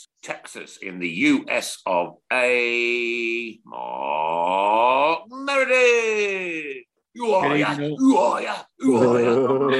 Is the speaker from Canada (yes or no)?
no; Uttoxeter, West Midlands, United Kingdom; Oh, right, I'm from Uttoxeter, so I'm just up the road.